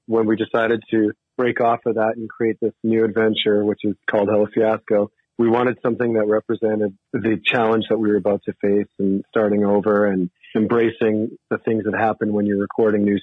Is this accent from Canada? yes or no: yes; Canada; now in Helena, United States; I live in Helena, Montana, but I was originally born and raised Canadian, been down here for a lot of years